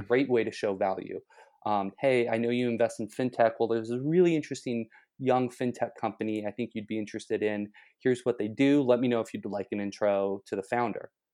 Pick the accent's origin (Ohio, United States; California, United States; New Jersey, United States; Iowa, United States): California, United States; Los Angeles; moved away; I'm originally from Los Angeles, so going to SC was a natural choice for me.